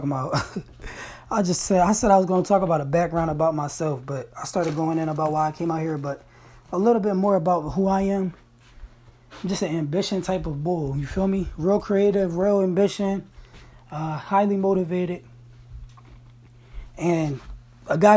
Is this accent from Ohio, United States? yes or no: no; Crestmont, Pennsylvania, United States; also born or lived in Shippensburg, Pennsylvania; I'm actually from Crestmont